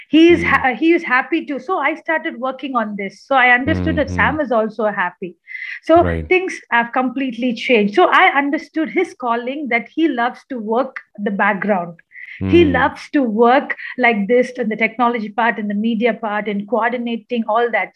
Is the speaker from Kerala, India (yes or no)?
yes; Kerala, India; now in Chennai, India; I am from Kerala